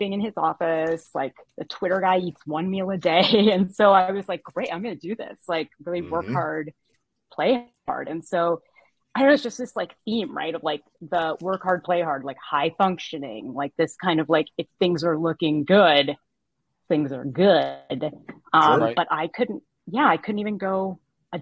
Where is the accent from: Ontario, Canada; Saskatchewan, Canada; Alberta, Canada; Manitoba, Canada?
Ontario, Canada; Toronto; moved away as an adult; now in Boston, United States; I'm Canadian. I was born in Toronto. I moved to Boston when I was 20 and I stayed